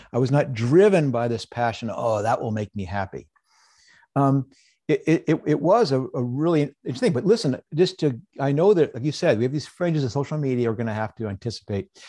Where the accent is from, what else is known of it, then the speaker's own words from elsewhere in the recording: United States; I was born in the United States during a time of peace